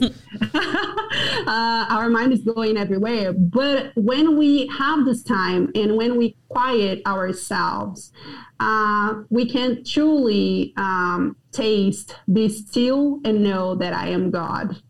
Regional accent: Brazil; moved away as an adult; also born or lived in Johnson City, Tennessee, United States; now in Brasília, Brazil; I did a lot of good prayer time while I was driving around my hometown

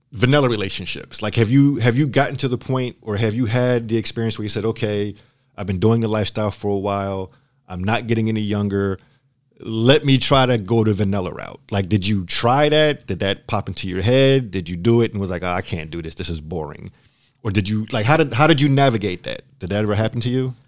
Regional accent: Philadelphia, Pennsylvania, United States; now in San Diego, United States; I'm from Philadelphia.

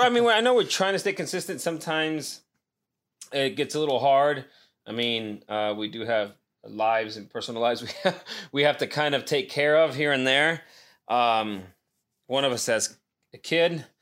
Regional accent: Nevada, United States; moved away; back in my hometown.

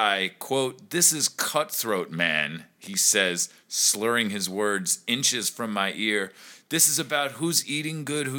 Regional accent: New York, United States; as a New Yorker.

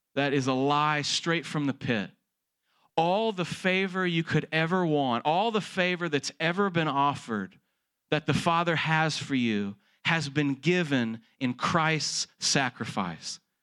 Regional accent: Texas, United States; born and raised in Texas, like I was

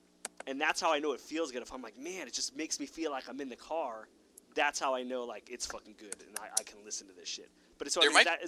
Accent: California, United States; I grew up in California where you had to drive everywhere

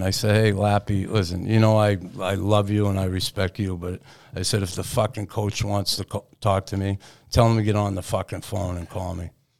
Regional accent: Boston, Massachusetts, United States; moved away as an adult; also born or lived in Quebec; growing up in Boston when I did in the 60s and 70s

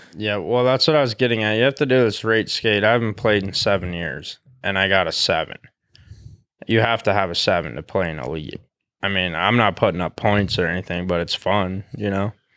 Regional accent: Great Falls, Montana, United States; I was born in Great Falls

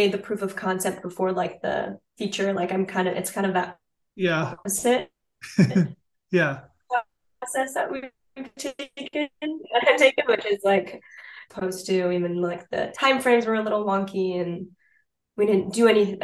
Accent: United States; being an American person in Paris

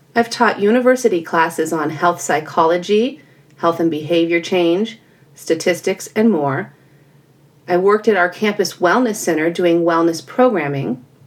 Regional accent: California, United States; I was born and raised in California

